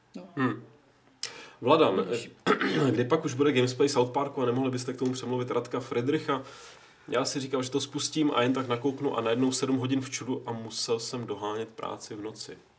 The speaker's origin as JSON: {"language": "Czech", "region": "Prague", "country": "Czechia", "said": "jsem Pražák, protože můj otec, který žil mnoho let v Brně, tak tomu tak říkal"}